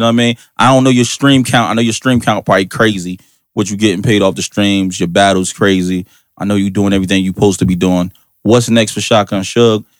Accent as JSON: {"language": "English", "town": "Irvington", "region": "New Jersey", "country": "United States", "said": "I'm from Irvington"}